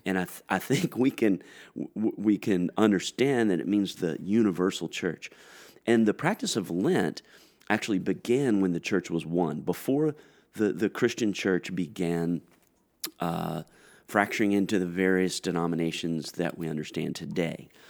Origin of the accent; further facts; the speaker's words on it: Greensboro, North Carolina, United States; I'm from Greensboro, North Carolina